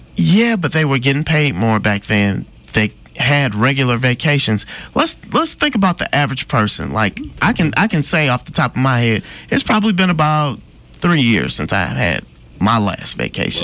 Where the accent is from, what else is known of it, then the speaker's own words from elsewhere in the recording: Midwest, United States; I'm from the Midwest